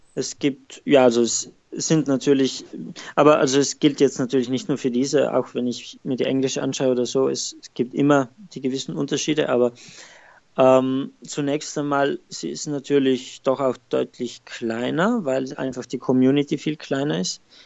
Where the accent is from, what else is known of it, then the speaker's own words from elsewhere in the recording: South Tyrol, Trentino-Alto Adige, Italy; moved away as an adult; now in Rotterdam, Netherlands; ich komme aus Südtirol